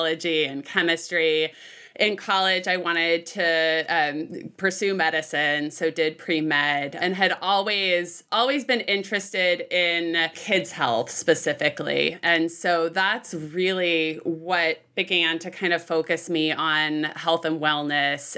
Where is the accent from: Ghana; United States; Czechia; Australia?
United States; Bay Area, Northern California; I grew up in Northern California, north of San Francisco, so in the Bay Area